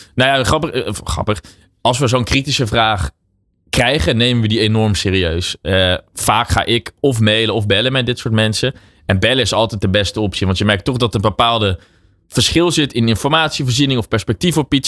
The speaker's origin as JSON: {"language": "Dutch", "country": "Netherlands", "said": "wij zijn als Nederlanders"}